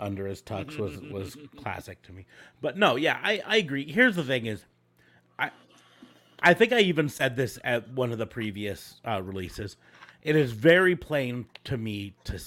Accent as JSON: {"language": "English", "country": "United States", "said": "I'm an American where we put months first"}